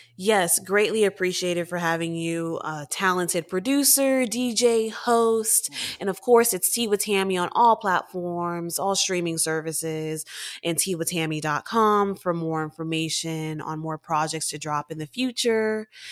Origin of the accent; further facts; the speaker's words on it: Texas, United States; I'm from Texas